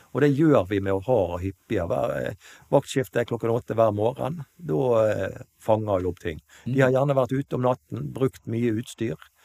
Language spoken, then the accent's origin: Norwegian; Kalandseid, Vestland, Norway; moved away as an adult; also born or lived in Nyparadis, Bergen; now in Bergen, Norway; Jeg er opprinnelig fra Kalandseid